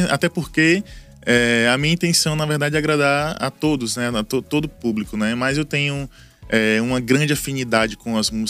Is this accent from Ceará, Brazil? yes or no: no; Recife, Pernambuco, Brazil; moved away; Eu, eu vim de Recife para cá, no final dos anos 90